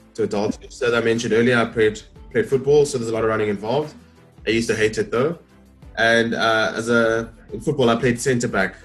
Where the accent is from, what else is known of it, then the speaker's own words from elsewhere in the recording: Port Elizabeth, Eastern Cape, South Africa; I'm born and raised in Port Elizabeth.